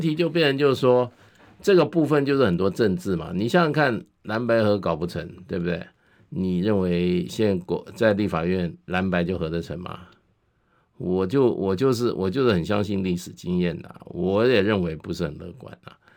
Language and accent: Chinese; Taiwan; 我们台湾人是怎么样？重情重义